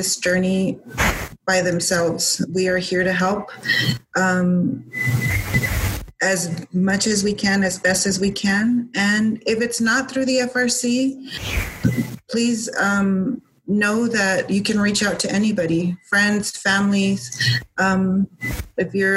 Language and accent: English; El Paso, Texas, United States; my hometown